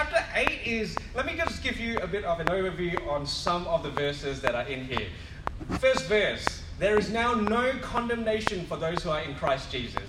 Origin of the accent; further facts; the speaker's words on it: Western Australia, Australia; I mean, I come from West Coast Eagles territory.